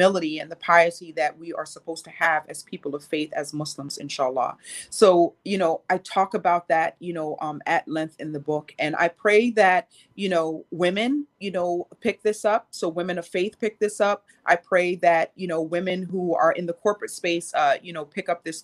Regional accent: New York City, New York, United States; I grew up poor. I grew up here in New York City.

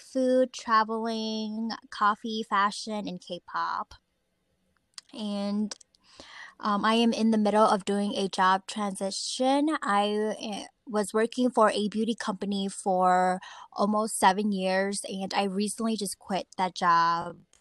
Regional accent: Twin Cities, Minnesota, United States; I was born and raised in Twin City, Minnesota. I've been here my whole life

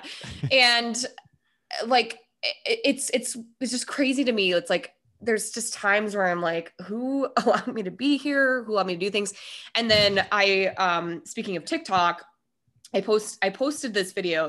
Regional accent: Minnesota, United States; moved away; also born or lived in Denver; I was born and raised in Minnesota

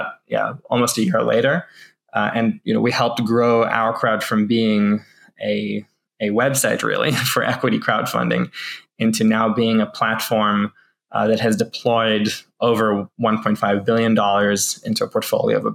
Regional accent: New Zealand; now in Israel; I'm Israeli, born in Israel, and I went back to Israel as an adult after growing up in New Zealand

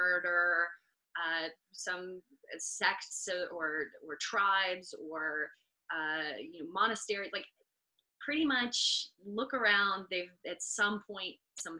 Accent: United States

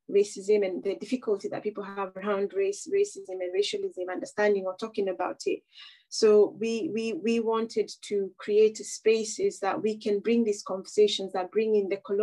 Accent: Kenya; moved away as an adult; now in United Kingdom; as a person who was born and bred in Kenya and I spent half of my life in the UK

